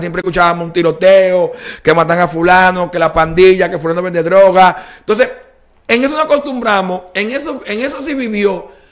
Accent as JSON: {"language": "Spanish", "country": "Dominican Republic", "said": "la cultura dominicana tenemos el merengue, bachata, bichuelo y carne"}